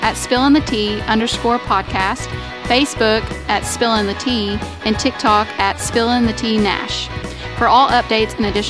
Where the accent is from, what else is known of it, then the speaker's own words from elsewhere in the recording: Kentucky, United States; I'm from Kentucky